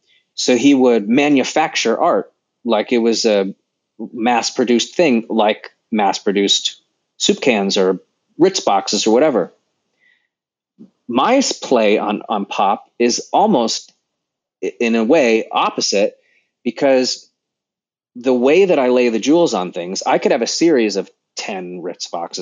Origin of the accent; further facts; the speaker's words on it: Sacramento, California, United States; now in Los Angeles, United States; I was born in Sacramento.